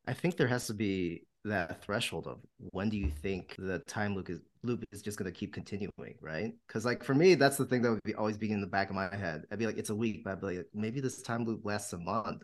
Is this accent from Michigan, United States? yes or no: yes; Walled Lake, Michigan, United States; moved away; I'm from Walled Lake, Michigan